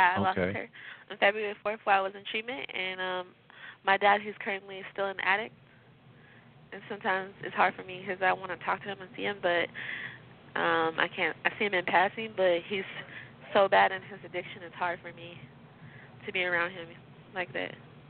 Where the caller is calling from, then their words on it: Redwood City, California, United States; I'm calling from Redwood City.